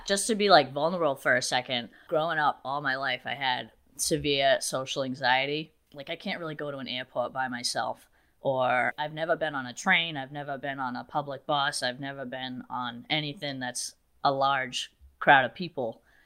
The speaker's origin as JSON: {"language": "English", "town": "New Bedford", "region": "Massachusetts", "country": "United States", "tie": "born or raised there", "said": "I'm actually from an area called New Bedford"}